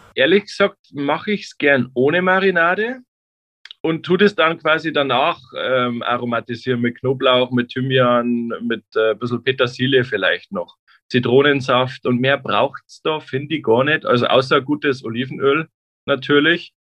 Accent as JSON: {"language": "German", "town": "Traunstein", "region": "Bavaria", "country": "Germany", "moved": "yes", "lives_now": "Nuremberg, Germany", "said": "ich komme aus Traunstein, wie gesagt, am Chiemsee"}